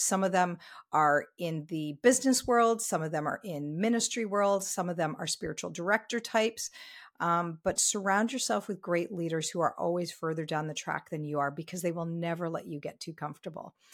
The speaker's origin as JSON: {"language": "English", "region": "Ontario", "country": "Canada", "tie": "born or raised there", "moved": "yes", "lives_now": "Vancouver, Canada", "said": "I am very, very happily, um, based here in Vancouver, even though I grew up in Ontario."}